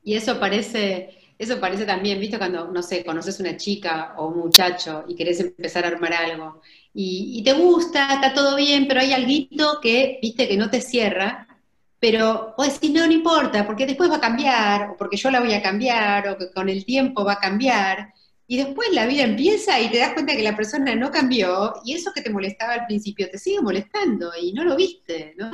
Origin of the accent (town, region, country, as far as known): Argentina